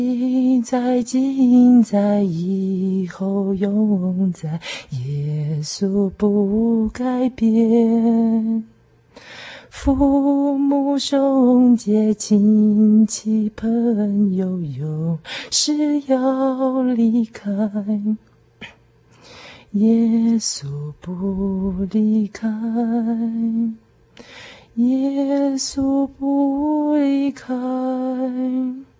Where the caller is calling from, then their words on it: Taipei, Taiwan; 自心灵游牧民族的听众朋友，大家好，